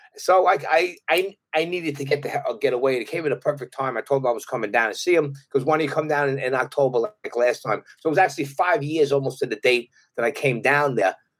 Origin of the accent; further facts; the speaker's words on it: New York City, New York, United States; accent: Brooklyn; also born or lived in Brooklyn, New York / Jersey Shore; I was in Brooklyn till I was 12, but then my father bought some property and we, he built a house on Staten Island. So then I, I grew up there